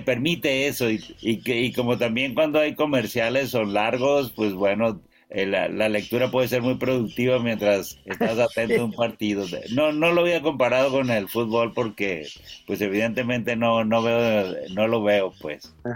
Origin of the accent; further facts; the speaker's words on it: Mexico; yo soy mexicano y soy prieto